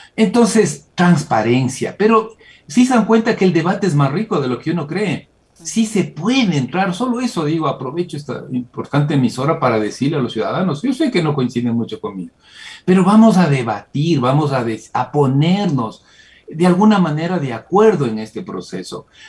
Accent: Ecuador; Como ecuatoriano.

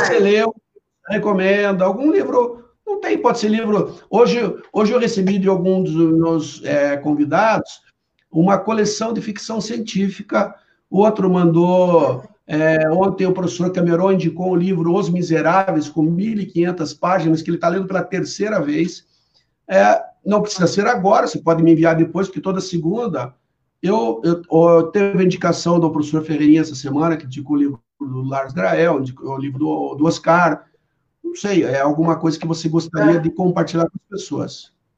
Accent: Brazil; como brasileiro

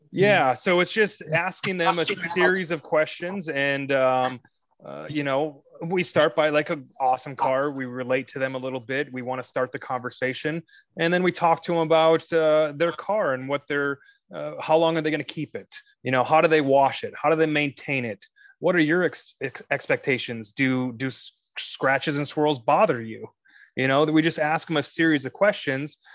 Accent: Minnesota, United States; moved away as an adult; also born or lived in Atlanta, Georgia; now in Illinois, United States; originally from Minnesota. Um, spent 18 years there, graduated there, and then I moved down to Atlanta, Georgia, lived there for eight glorious years

